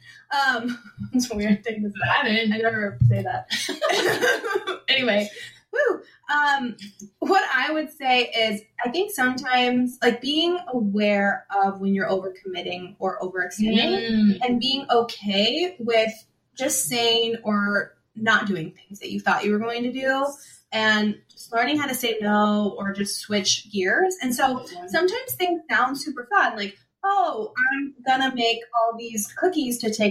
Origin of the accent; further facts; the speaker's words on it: Portland, Oregon, United States; we're both from Portland